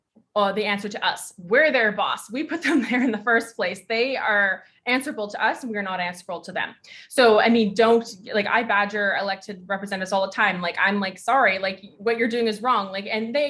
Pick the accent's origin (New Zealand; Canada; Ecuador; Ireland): Canada; here in Canada as being Canadian citizens